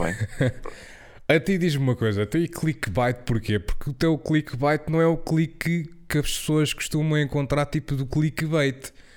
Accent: Portugal; eu fui à Inglaterra e foi a primeira vez que eu saí de Portugal

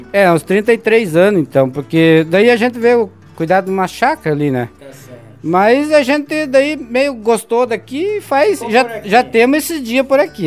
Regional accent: Campo Erê, Santa Catarina, Brazil; also born or lived in São Donato; eu me criei na região de Campo Herê

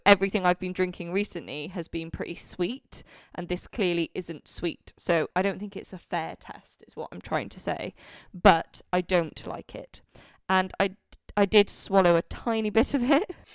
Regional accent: Wales, United Kingdom; now in London, United Kingdom; growing up in Wales, literally never heard of it until I moved to London.

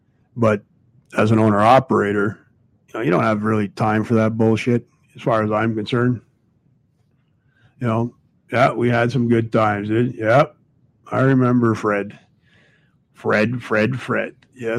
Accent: Ireland; I'm Irish, fella, so, you know, a lot of things come into me as related to the Irishman.

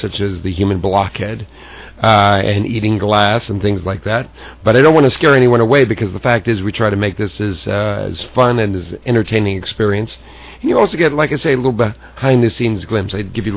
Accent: Southern California, United States; just a kid growing up in Southern California

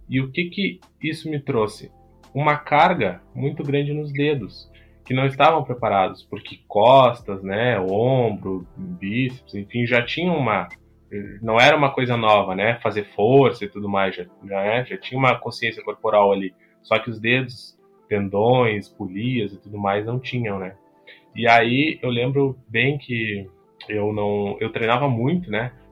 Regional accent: Bagé, Rio Grande do Sul, Brazil; Eu sou natural do Rio Grande do Sul, né? Da cidade de Bagé, extremo sul aqui

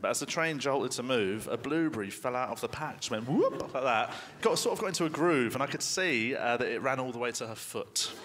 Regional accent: United Kingdom; I'm British

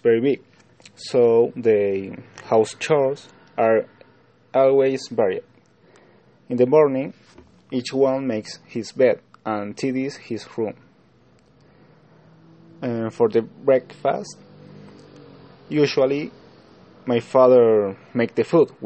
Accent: Salta, Argentina; English is a second language; I'm from Argentina, Salta

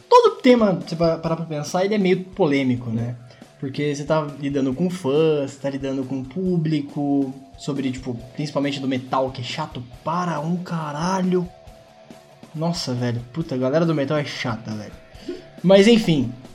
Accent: Brazil

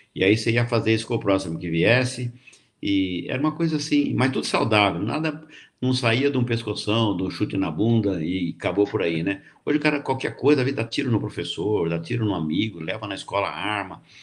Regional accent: Jundiaí, São Paulo, Brazil; also born or lived in Colômbia, Barretos / Mato Grosso; eu sou da região de Barretos, nasci em Colômbia, né? Que é um distrito de Barretos, mas saí de lá muito menino e vim morar aqui com a minha avó com 10, 12 anos para estudar aqui em Jundiaí

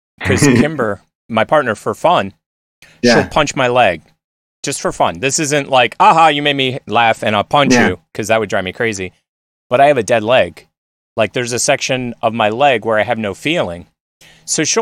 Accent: Westchester, New York, United States; moved away; also born or lived in Nashville / Philadelphia; I grew up in Westchester

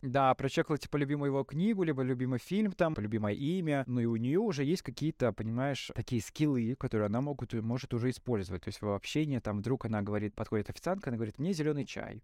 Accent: Krasnopolye, Mogilev Region, Belarus; now in Mogilev, Belarus; я вырос в Краснополе, я вырос прямо в городском поселке маленьком. То есть я в Могилеве переехал, наверное, 20 с чем-то мне было

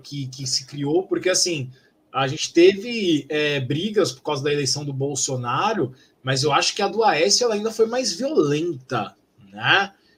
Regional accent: São Paulo, Brazil; eu, como paulistano

